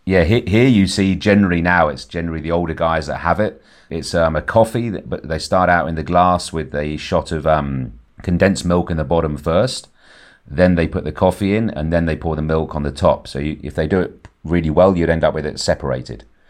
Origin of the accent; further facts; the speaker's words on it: Ibiza, Balearic Islands, Spain; also born or lived in England; I was actually lucky enough to be born here in the seventies